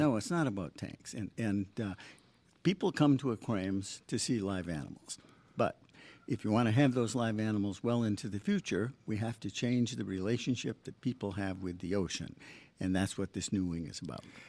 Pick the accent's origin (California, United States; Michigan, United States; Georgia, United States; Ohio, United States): Michigan, United States; also born or lived in Long Island / Boston; now in Long Beach, United States; I grew up in Michigan.